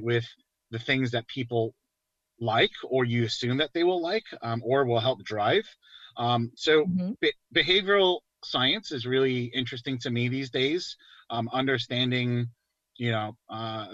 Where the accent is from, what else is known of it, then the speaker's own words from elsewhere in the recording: New York, United States; moved away; I'm from New York, so born and raised, you know, clearly, I've moved around a lot for work